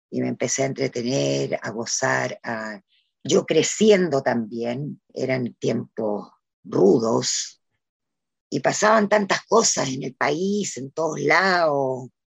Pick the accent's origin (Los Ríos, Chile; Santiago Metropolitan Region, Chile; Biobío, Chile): Los Ríos, Chile; Valdivia; now in Valparaíso, Chile; En un momento yo me vine de Valdivia a Valparaíso y ahí ya empecé de alguna manera a vivir eh, del teatro.